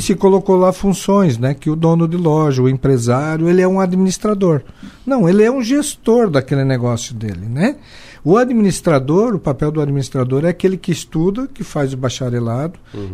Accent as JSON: {"language": "Portuguese", "town": "Joaçaba", "region": "Santa Catarina", "country": "Brazil", "tie": "born or raised there", "said": "Eu sou natural de Joaçaba e criado em Joaçaba"}